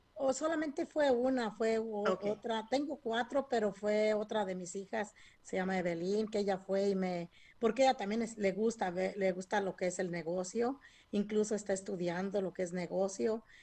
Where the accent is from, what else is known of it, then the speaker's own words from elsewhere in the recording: Michoacán, Mexico; now in California, United States; Incluso vinimos desde Michoacán, que es desde México, que crecimos entre la fresa y, empecé a cortar fresa desde los ocho años